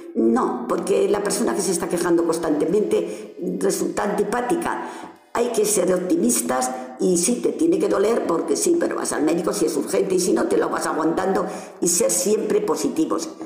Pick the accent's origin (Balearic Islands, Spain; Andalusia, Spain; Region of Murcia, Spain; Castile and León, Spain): Castile and León, Spain; Casillas de Flores; moved away as an adult; now in Ciudad Rodrigo, Spain; Yo nací en Casilla de Flores y allí me crié, hasta que me casé y me vine a vivir aquí